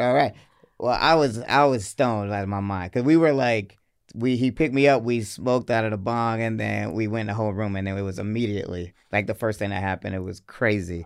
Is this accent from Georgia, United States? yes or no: yes; Atlanta, Georgia, United States; also born or lived in Hartford, Connecticut; I grew up on the north side, which is like a suburb of Atlanta, but it feels like I'm from Atlanta